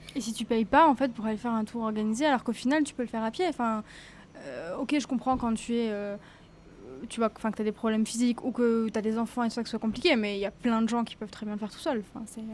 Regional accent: Normandy, France; je viens d'à côté d'Evreux

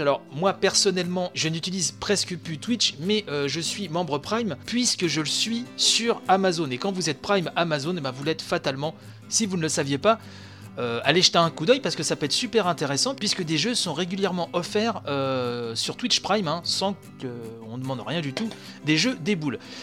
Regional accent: France; chez nous, en France

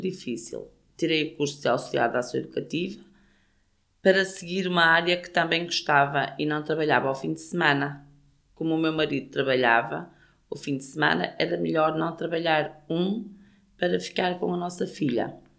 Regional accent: Gondomar, Porto District, Portugal; now in Rumilly, France; nasci em Sobrido Melos, Gondomar, Distrito do Porto.

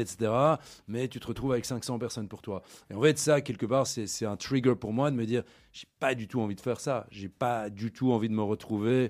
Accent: Brussels, Brussels-Capital Region, Belgium; moved away as an adult; also born or lived in London / Hong Kong; je suis né à Bruxelles, j'ai grandi à Bruxelles, j'ai étudié à Bruxelles aussi

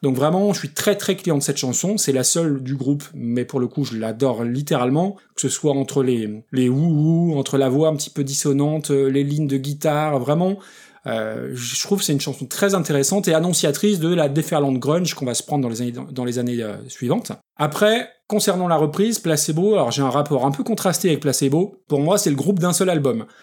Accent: France; moi, en tant que français, avec un très très mauvais accent anglais

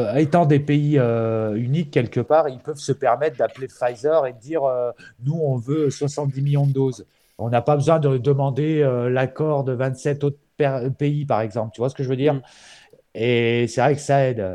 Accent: France; je suis français, je parle de mon pays

